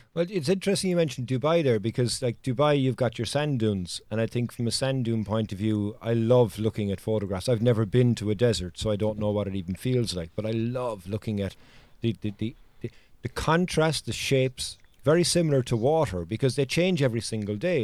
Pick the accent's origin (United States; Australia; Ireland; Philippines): Ireland; Cork, Munster; I'm from Cork, which is the largest county in Ireland